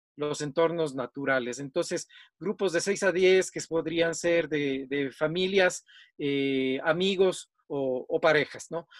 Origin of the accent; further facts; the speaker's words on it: Quito, Pichincha, Ecuador; vivo acá en, el Ecuador, en la ciudad de Quito, soy quiteño